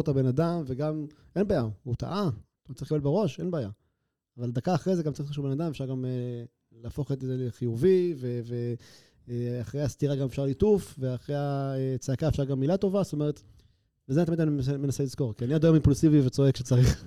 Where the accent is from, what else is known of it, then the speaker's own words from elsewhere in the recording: Haifa, Haifa District, Israel; also born or lived in Canada / Tel Aviv / Herzliya; now in Atlit, Israel; אני אומנם יליד קנדה, אבל מגיל אה, פחות משנה אני מחיפה